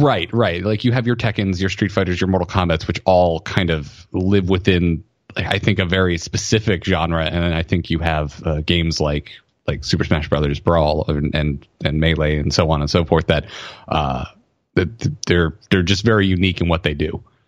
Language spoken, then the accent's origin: English; the South, United States; I grew up in the South